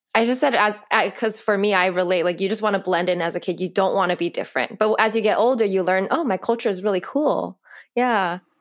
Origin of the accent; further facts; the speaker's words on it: California, United States; I was born here. My parents, my dad's from China, my mom's Chinese but from Vietnam